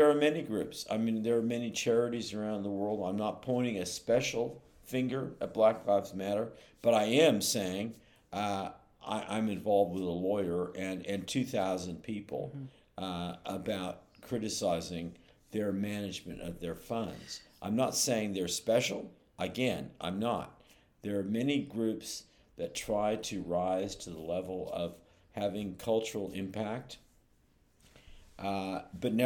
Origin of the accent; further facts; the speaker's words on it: Berkeley, California, United States; also born or lived in Oakland; I'm from Berkeley in Oakland